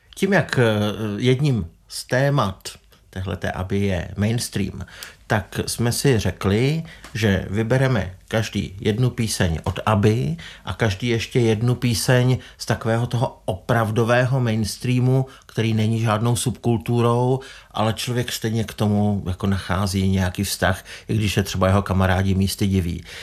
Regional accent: Czechia

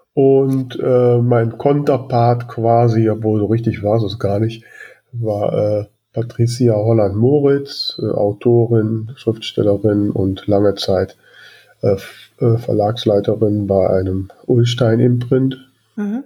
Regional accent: Grefrath, North Rhine-Westphalia, Germany; in meinem Heimatort äh, Grefrath

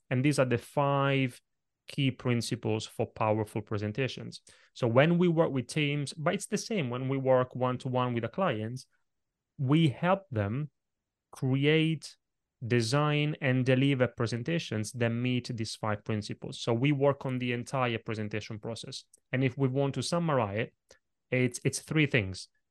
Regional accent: Italy; moved away; when I was a little kid growing up in Italy

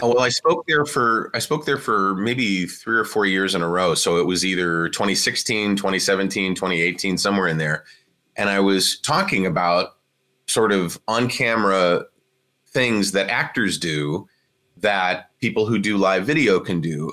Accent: Cleveland, Ohio, United States; moved away; also born or lived in Washington, District of Columbia, United States; where I grew up in Cleveland, Ohio

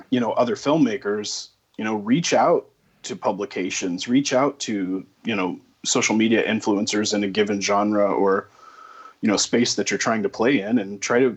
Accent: Texas, United States; it was interesting to me as a Texan with no accent to go hmm. to Boston

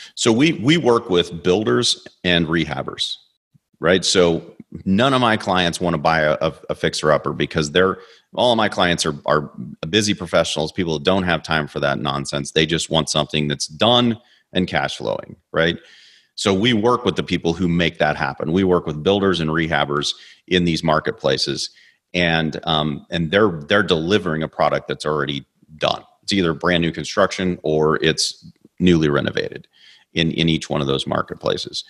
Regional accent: Kansas City, Missouri, United States; moved away; I'm from Kansas City

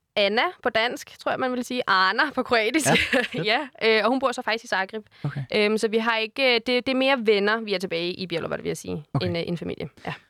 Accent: Denmark; så jeg er faktisk født og opvokset her

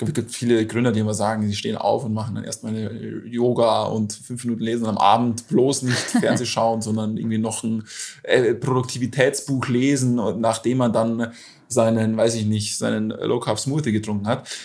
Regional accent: Munich, Bavaria, Germany; ansonsten klar, FC Bayern, da wo ich herkomme.

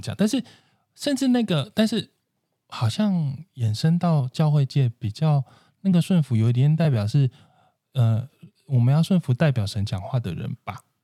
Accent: central and southern Taiwan, Taiwan; moved away; 我是中南部人

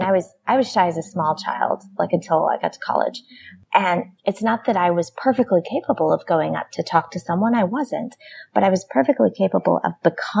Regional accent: United States; I'm American.

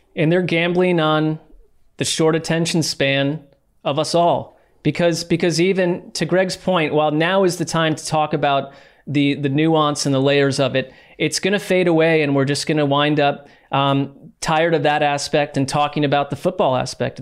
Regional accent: East Coast, United States; growing up on the East Coast

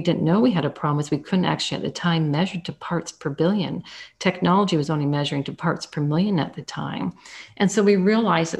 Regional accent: Canada; I'm Canadian, so I took that at one of the top universities in Canada, the University of Guelph

